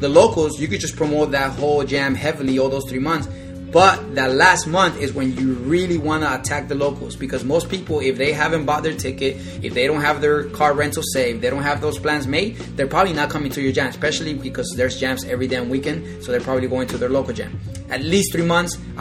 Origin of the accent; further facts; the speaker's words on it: Florida, United States; I am from Florida